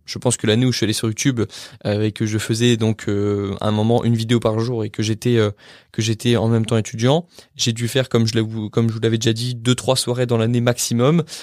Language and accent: French; France; en tant que bon français